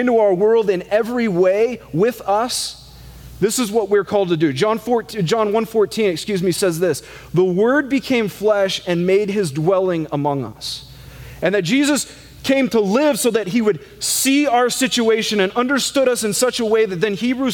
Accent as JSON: {"language": "English", "country": "United States", "said": "as an American"}